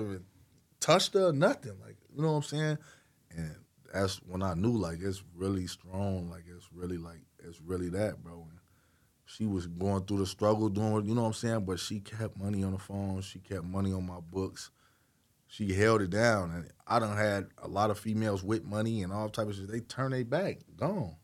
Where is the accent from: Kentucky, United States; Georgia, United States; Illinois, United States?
Illinois, United States; Chicago; I'm from Chicago